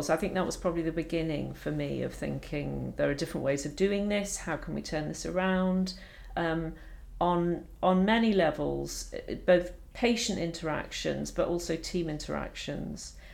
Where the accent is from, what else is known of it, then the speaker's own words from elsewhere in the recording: Edinburgh, Scotland, United Kingdom; I had the fortune of growing up in Edinburgh, which is a beautiful city.